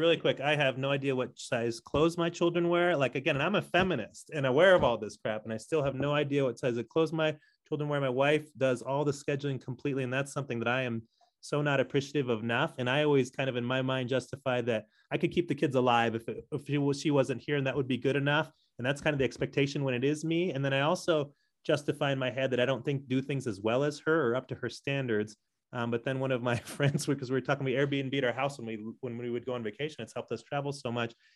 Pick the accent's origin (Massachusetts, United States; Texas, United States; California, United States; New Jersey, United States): California, United States; San Diego; moved away as an adult; also born or lived in Commerce City, Colorado; now in Denver, United States; I grew up in San Diego